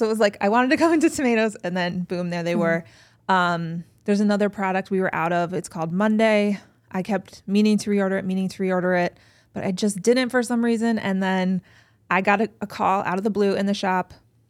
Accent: Cleveland, Ohio, United States; I'm an East Sider. Mm-hmm. I grew up on the East Side. I live now near Shaker Square.

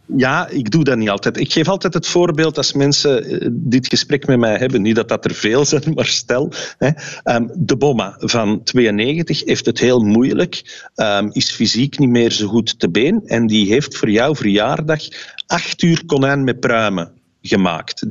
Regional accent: Flanders, Belgium

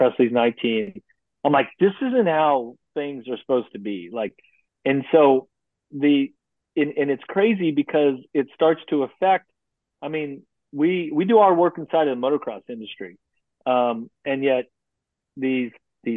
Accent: United States; as an American

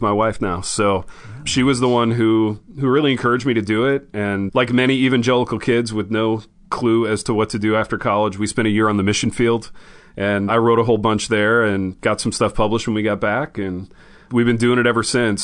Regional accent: Indiana, United States; I grew up in Indiana

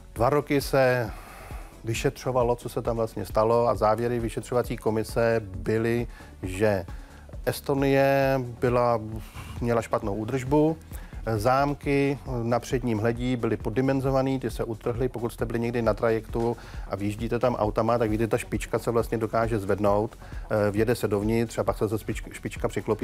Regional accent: Plzeň, Plzeň Region, Czechia; já jsem z Plzně

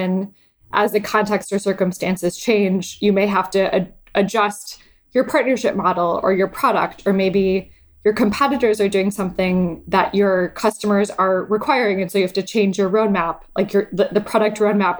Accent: Lake Michigan, Midwest, United States; now in San Francisco, United States; I grew up sailing on Lake Michigan and I sail in San Francisco Bay.

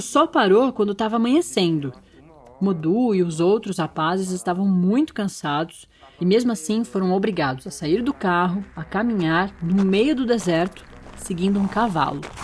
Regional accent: São Paulo, Brazil; moved away as an adult; now in Brasília, Brazil; eu sou de São Paulo, da capital. Nascida na Avenida Paulista e criada na Vila Maria

